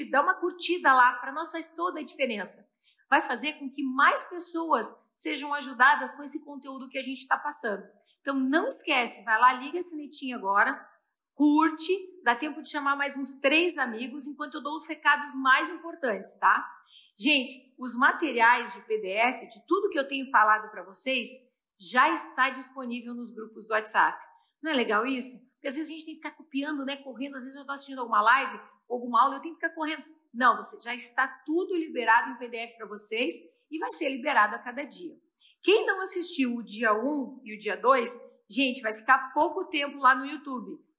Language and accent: Portuguese; Porto Alegre, Rio Grande do Sul, Brazil; also born or lived in São Paulo; Eu também sou de Porto Alegre. Júlia de São Paulo, Júlia, eu também sou paulista, tá? Meu coração é meio gaúcho, meio paulista.